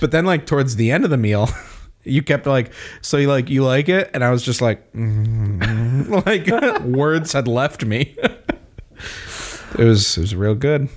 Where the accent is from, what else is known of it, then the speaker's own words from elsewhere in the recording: Windsor, Connecticut, United States; also born or lived in Granby, Connecticut; grew up in Windsor, and then in high school we moved to Granby. But, like, those are my formative years.